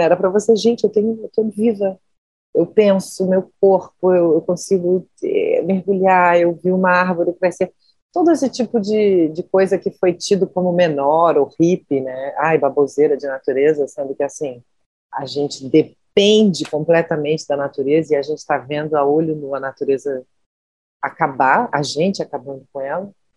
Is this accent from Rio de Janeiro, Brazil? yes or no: yes; Rio de Janeiro, Brazil; Eu sou nascida e criada na Tijuca, né, que é um bairro da zona norte do Rio de Janeiro